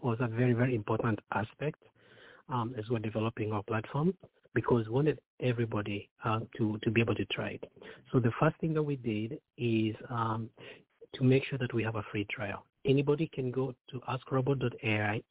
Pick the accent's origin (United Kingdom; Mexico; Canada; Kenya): Kenya; moved away as an adult; now in United States; I myself grew up very, very poor in Kenya. I got a chance to come to the U.S. many years ago, about 24 years ago.